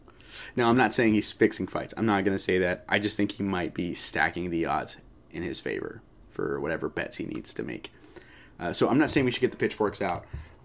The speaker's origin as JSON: {"language": "English", "country": "United States", "said": "And it is Thanksgiving this week in America. That's where I'm from the States."}